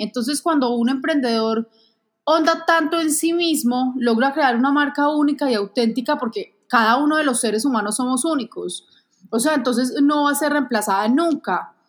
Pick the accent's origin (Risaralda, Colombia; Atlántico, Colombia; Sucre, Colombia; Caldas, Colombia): Caldas, Colombia; Manizales; also born or lived in Bogotá; Realmente nací en Bogotá, me adoptaron mis papás cuando tenía un mes de nacida y viví toda la vida en Manizales.